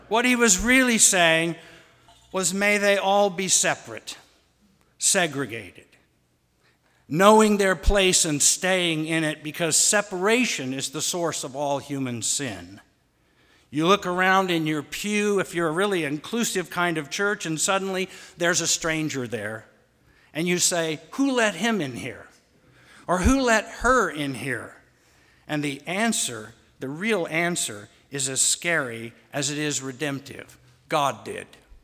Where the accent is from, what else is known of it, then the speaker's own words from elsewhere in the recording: Kansas, United States; moved away as an adult; now in Oklahoma City, United States; Sean and I grew up in Kansas